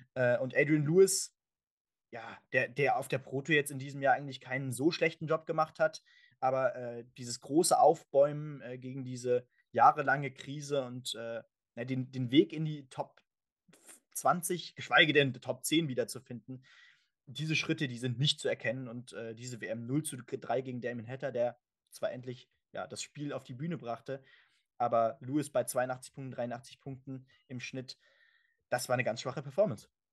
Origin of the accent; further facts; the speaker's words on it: Germany; für uns natürlich auch als Deutsche